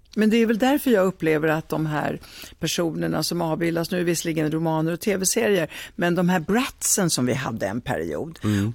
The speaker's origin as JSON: {"language": "Swedish", "country": "Italy", "moved": "yes", "lives_now": "Sweden", "said": "jag kommer från Italien"}